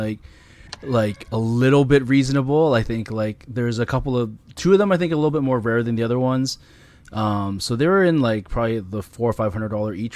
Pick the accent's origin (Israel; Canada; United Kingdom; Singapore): Canada; as a Canadian